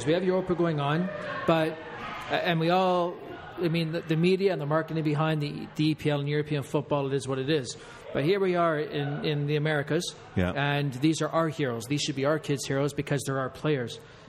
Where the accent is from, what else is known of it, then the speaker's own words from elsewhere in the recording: Canada; as a Canadian